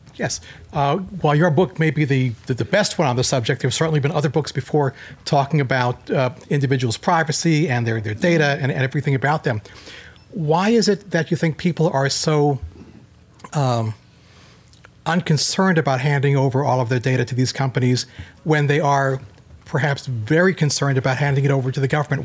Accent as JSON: {"language": "English", "country": "India", "said": "I'm from India"}